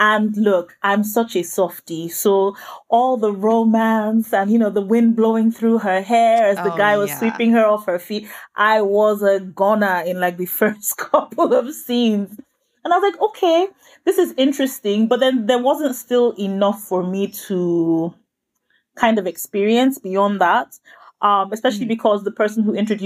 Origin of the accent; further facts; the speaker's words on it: Nigeria; I'm Nigerian, and that's obviously a country in West Africa.